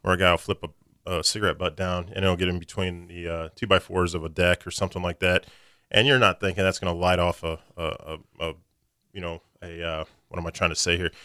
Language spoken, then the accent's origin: English; Springfield, Missouri, United States; I was born and raised in Springfield, Missouri, went to school there, high school, college, went to Missouri State